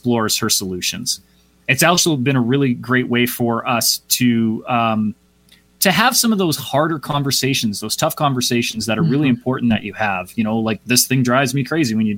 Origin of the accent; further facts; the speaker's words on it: Calgary, Alberta, Canada; also born or lived in Vancouver / Toronto; my hometown of Calgary, Alberta